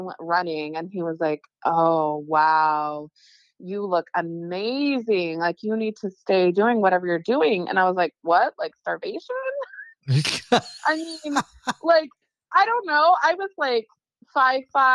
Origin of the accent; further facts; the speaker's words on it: California, United States; moved away; I'm from California